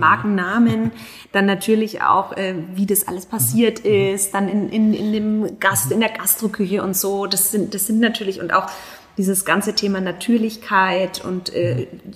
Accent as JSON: {"language": "German", "country": "Germany", "said": "bei uns in Deutschland"}